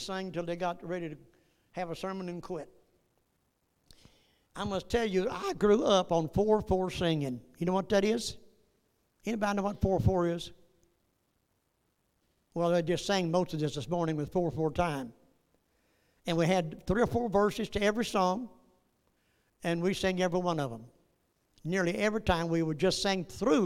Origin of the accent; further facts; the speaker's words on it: Northeast Texas, United States; I was born in Northeast Texas